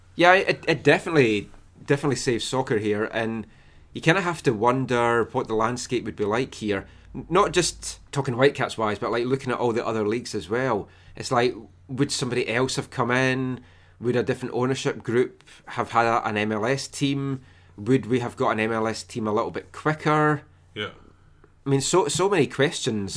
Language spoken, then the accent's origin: English; Scotland, United Kingdom; I'm Scottish